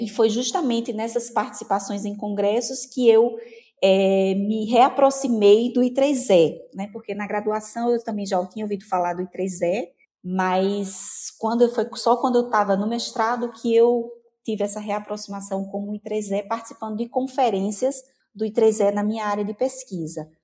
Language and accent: Portuguese; Cubati, Paraíba, Brazil; Nasci numa cidade bem pequena, fui criada numa cidade bem pequena chamada Cubati